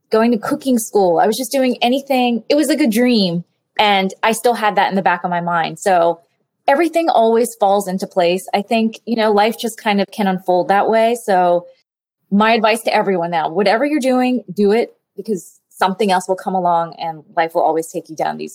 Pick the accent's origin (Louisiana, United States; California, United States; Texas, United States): Louisiana, United States; New Orleans; also born or lived in El Salvador; So I was born in El Salvador, we left the country during the war and we moved to New Orleans. But I was telling him, you know, when I was growing up, I remember my my mother saying to me